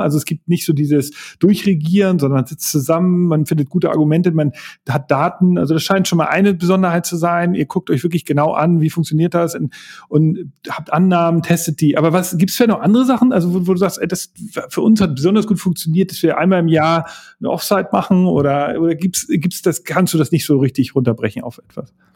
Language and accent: German; Hamburg, Germany; ich bin Hamburger